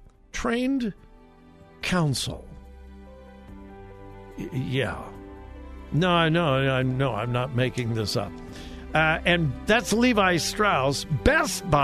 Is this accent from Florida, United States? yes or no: no; California, United States; California, my home state